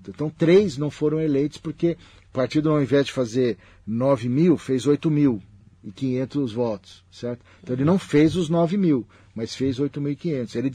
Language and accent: Portuguese; Pernambuco, Brazil; now in Mogi das Cruzes, Brazil; E viveu tudo da história de Mogi de quando a gente veio de Pernambuco para cá, meu